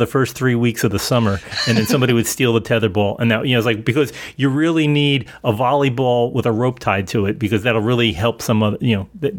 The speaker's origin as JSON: {"language": "English", "town": "Elizabeth", "region": "New Jersey", "country": "United States", "moved": "yes", "said": "And although I came from Elizabeth, it was not deep urban. It was just kind of we had spaces between our houses."}